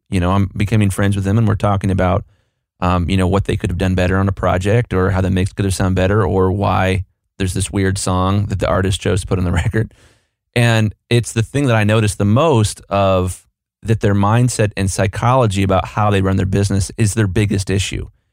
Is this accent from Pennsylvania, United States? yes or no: no; Columbus, Ohio, United States; I'm from Columbus, Ohio